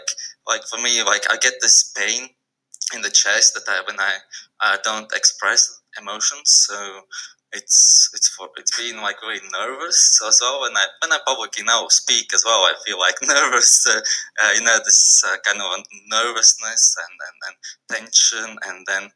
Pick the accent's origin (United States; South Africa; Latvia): Latvia; Riga; I'm from Latvia. Riga